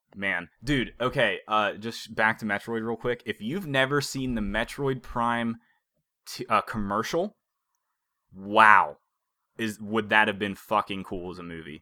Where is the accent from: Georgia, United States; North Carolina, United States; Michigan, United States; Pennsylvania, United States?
Pennsylvania, United States; Beaver Falls; moved away